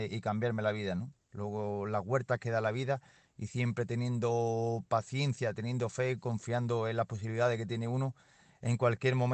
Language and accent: Spanish; Peru; moved away as an adult; now in Spain; me vine de Perú me dieron una oportunidad por aquí, por el Valle del Tietar